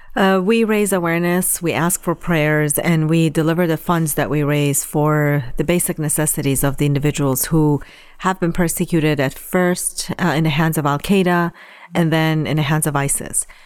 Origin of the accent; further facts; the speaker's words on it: Iran; moved away; I was born and raised in Iran